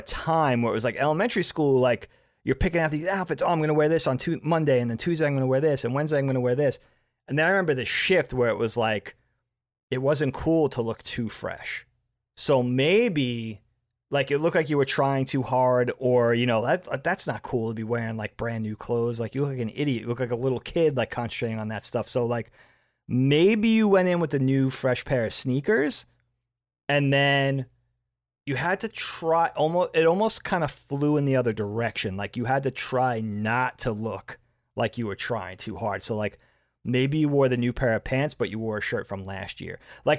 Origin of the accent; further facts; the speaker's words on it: Long Island, New York, United States; moved away as an adult; also born or lived in Bellport, New York; I'm from Long Island.